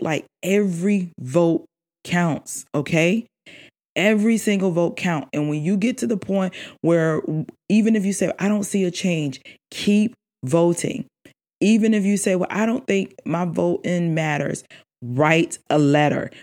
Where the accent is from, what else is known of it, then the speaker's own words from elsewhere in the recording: South Carolina, United States; I'm born and raised in South Carolina